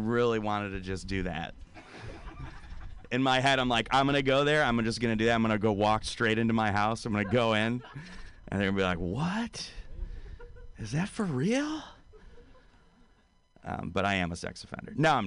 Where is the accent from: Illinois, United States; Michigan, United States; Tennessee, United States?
Michigan, United States; Detroit; now in San Francisco, United States; I'm originally from Detroit, Detroit, Michigan